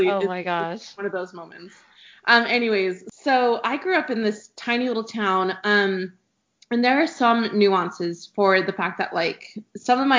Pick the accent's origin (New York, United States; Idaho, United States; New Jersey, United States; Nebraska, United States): Idaho, United States; Terreton; I'm from Idaho. It's um, a, I'm from a really small town called Terreton, um, for most people who are probably listening to the podcast, it's about 30 minutes from BYUI.